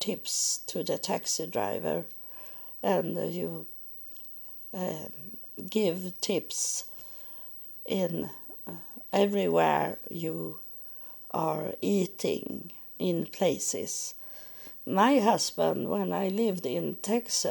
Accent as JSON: {"language": "English", "country": "Sweden", "second_language": "English", "said": "I'm from Sweden"}